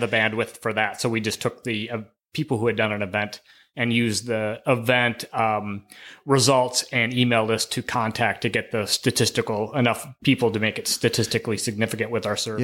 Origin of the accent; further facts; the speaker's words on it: River Falls, Wisconsin, United States; also born or lived in Eau Claire, Wisconsin / Montana; I grew up in River Falls, Wisconsin